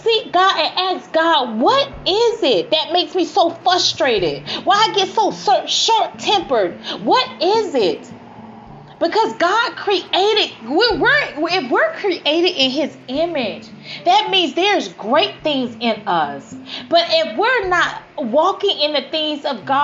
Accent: Miami, Florida, United States; I grew up in Miami.

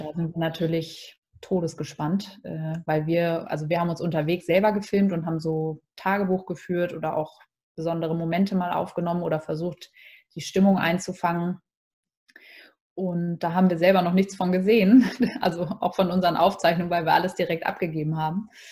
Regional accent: Hamburg, Germany; Ich bin ja Hamburger Dern durch und durch

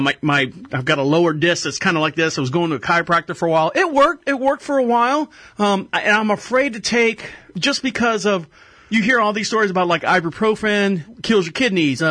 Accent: Florida, United States; I'm from Florida

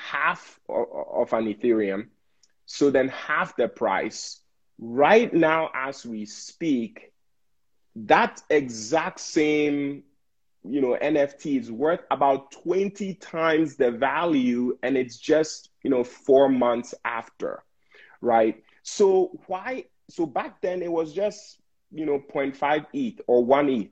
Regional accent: Ghana; now in United States; I was born and raised in Ghana

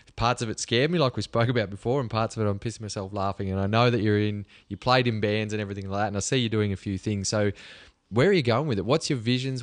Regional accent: Cobar, New South Wales, Australia; from Cobar, like a country kid

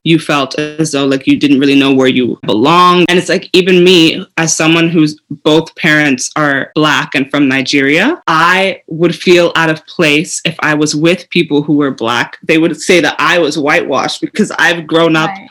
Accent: Canada; I was born in Canada, but we're both in Canada now.

